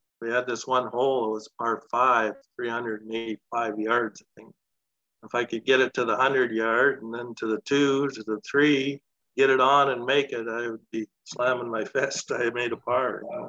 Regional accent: Delisle, Saskatchewan, Canada; I grew up playing golf on the Dusty Nine over here across the tracks. Sand greens, nine hole.

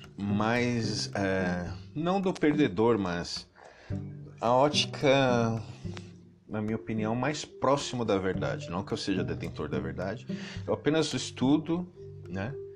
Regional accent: São Paulo, Brazil; nascido e criado aqui no Itaim Paulista

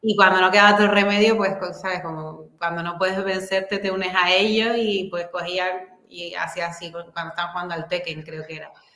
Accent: Santa Cruz de Tenerife, Canary Islands, Spain; also born or lived in Madrid; soy de Tenerife. Yo nací aquí, mi familia es de aquí y casi siempre he vivido aquí

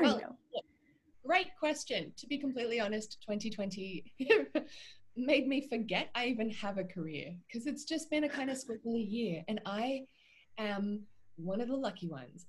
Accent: Australia; also born or lived in Vancouver, Canada; I am an Australian and half Irish actor

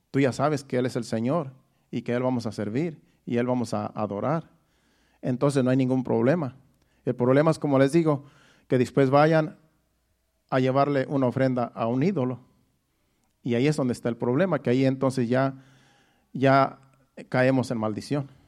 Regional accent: Mexico; moved away; Cuando yo me vine de México, todavía mi mamá me echó la bendición.

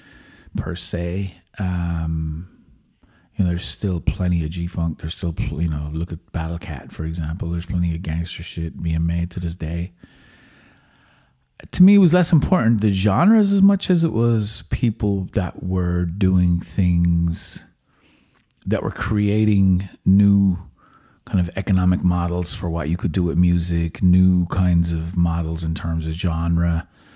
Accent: Limerick, Munster, Ireland; moved away; also born or lived in San Francisco; I come from Limerick

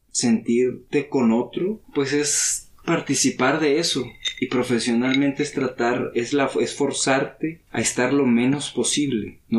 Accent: Tlatelolco, Mexico City, Mexico; born there; Yo nací en Tlatelolco.

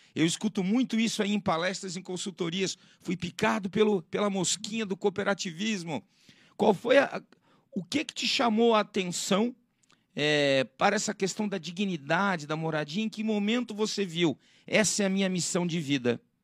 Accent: Florianópolis, Santa Catarina, Brazil; da minha terra-mãe, da minha terra natal, Florianópolis

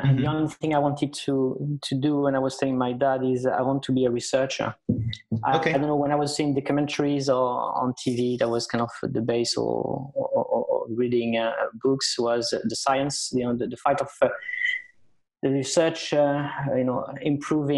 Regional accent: France; moved away as an adult; also born or lived in Spain; now in United Kingdom; My parents emigrated to France when I was 4 years old. My dad was an economic migrant, and then I did all my education in France

